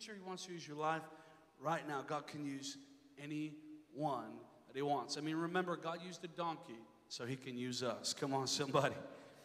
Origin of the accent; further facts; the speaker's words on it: Inver Grove Heights, Minnesota, United States; I grew up in Minnesota area in kind of a suburban, kind of rural part. It's called Invergrove Heights